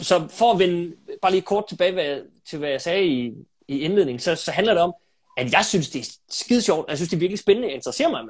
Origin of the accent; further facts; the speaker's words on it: Aalborg, North Denmark Region, Denmark; jeg er født og opvokset i Aalborg, øh, inde midt i byen